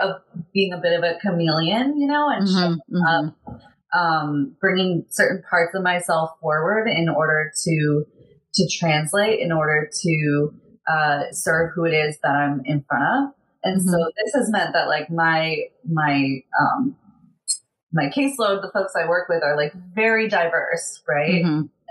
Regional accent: San Diego, California, United States; growing up in San Diego where you have like carne asada fries

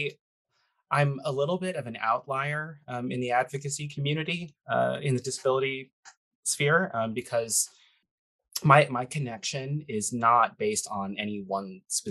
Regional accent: Boston, Massachusetts, United States; I grew up in Boston

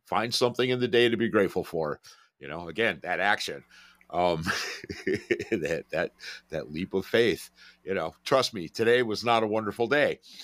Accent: Detroit, Michigan, United States; I'm from Detroit

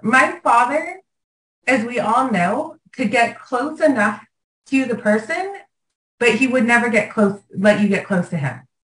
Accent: Los Angeles, California, United States; growing up in Venice

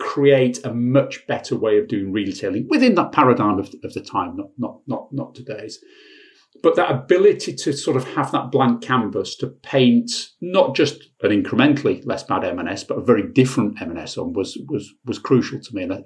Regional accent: Bradford, Yorkshire and the Humber, United Kingdom; also born or lived in Sheffield; I was brought up in Bradford

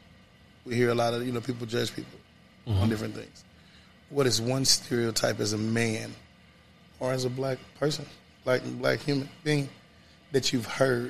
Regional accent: Kansas City, Kansas, United States; I'm originally from Wyandotte County. When I grew up off 1131 Wood

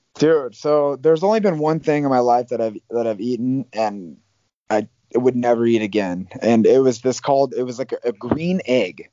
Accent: Iowa, United States; moved away as an adult; also born or lived in Arizona; now in Las Vegas, United States; I grew up in Iowa

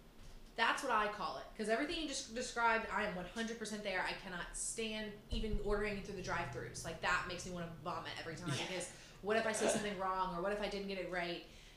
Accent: United States; I stuck out so hard as an American.

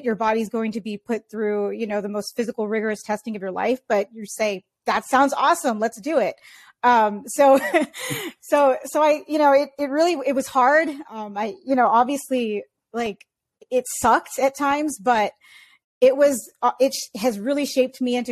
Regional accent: San Diego, California, United States; growing up in San Diego, California

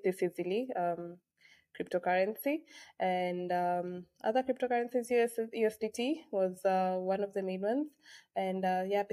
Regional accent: Kenya; I come from Kenya

